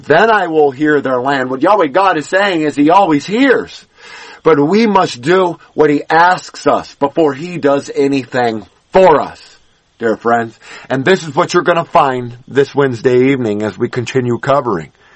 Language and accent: English; Los Angeles, California, United States; when I was growing up in Los Angeles